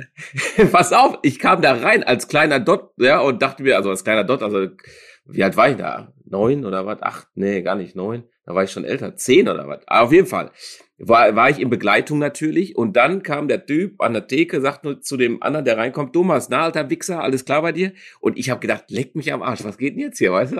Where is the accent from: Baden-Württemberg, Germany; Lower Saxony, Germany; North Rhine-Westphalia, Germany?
North Rhine-Westphalia, Germany; Dortmund; ich bin ja auch Dortmunder, echter Dortmunder